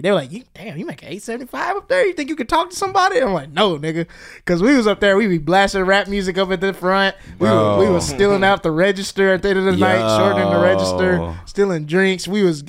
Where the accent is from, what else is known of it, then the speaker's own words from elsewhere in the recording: Mississippi, United States; I started working at a gym in my hometown. The gym that does not exist anymore, but it was a chain. There was a chain of gyms in Mississippi in my area called the Courthouse.